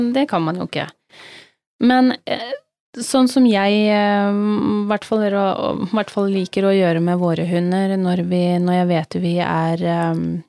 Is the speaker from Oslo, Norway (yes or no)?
no; Telemark, Norway; now in Sørlandet, Norway; Vi kom jo fra Telemark begge